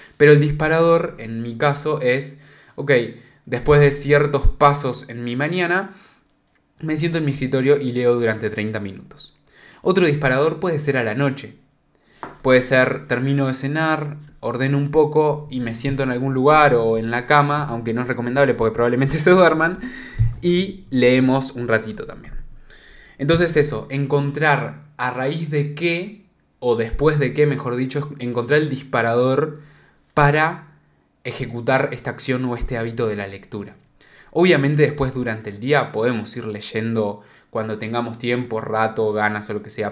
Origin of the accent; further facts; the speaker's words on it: Uruguay; No soy de España, por las dudas soy de Uruguay